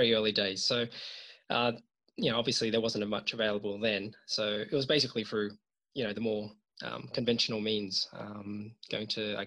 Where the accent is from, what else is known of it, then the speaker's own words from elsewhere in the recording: Australia; I was born in Australia, but my parents are from Hong Kong and China. So they moved here in the 1970s, to start a new life. And I was fortunate enough to be born in Australia. And I've lived here all my life.